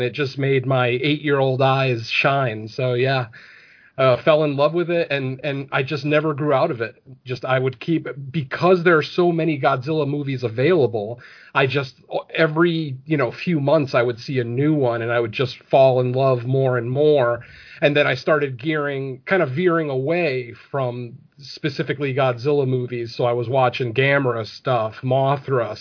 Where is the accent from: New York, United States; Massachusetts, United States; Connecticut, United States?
Connecticut, United States; I grew up in Connecticut